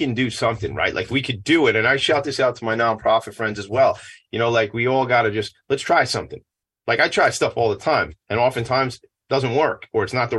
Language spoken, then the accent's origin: English; Franklin Square, New York, United States; I grew up in Franklin Square. We're neighbors.